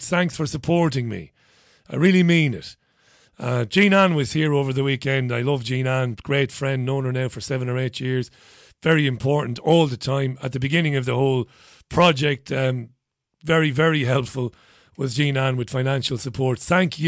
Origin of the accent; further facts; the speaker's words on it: Ireland; As one Irishman to another